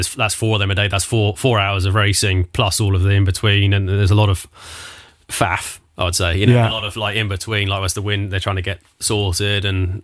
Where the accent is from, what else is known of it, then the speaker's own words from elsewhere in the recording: Southampton, South East England, United Kingdom; I'm Southampton, Hampshire